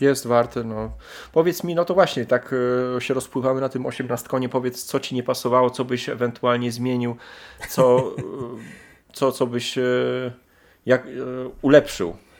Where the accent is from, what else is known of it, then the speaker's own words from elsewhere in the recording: Lublin, Lublin Voivodeship, Poland; u nas w Lublinie